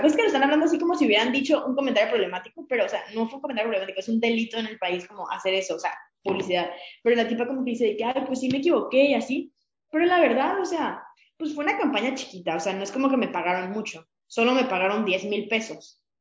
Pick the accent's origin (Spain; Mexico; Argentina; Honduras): Mexico